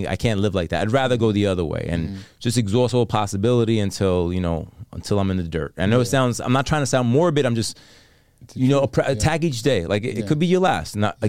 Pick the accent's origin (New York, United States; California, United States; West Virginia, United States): New York, United States; Bronx; I grew up on 196 in Jerome, which is, for the people that know, in the Bronx, at the hood.